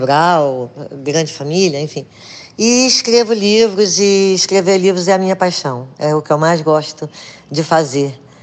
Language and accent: Portuguese; Rio de Janeiro, Brazil; moved away; also born or lived in Recife; eu nasci no Rio de Janeiro